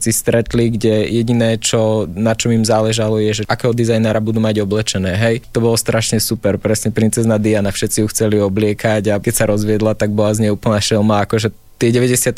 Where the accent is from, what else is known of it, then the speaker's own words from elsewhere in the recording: Žilina Region, Slovakia; tak je to práve tým, že som z Oravy, tak je to na Orave, tým, že tam chodím veľa s tým psom vonku, tak tam mám takú tú možnosť premýšľať